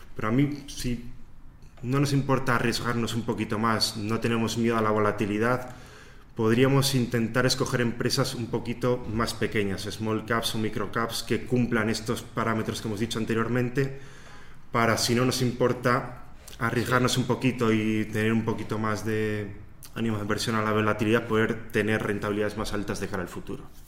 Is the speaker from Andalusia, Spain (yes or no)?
no; Soria, Castile and León, Spain; moved away as an adult; also born or lived in Barcelona; now in Ireland; luego en Soria, que es de donde soy, y finalmente emigré a Irlanda